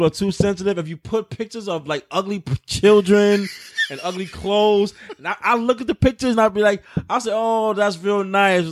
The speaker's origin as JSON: {"language": "English", "town": "New York City", "region": "New York", "country": "United States", "tie": "born or raised there", "said": "I grew up on Avenue Puerto Rico"}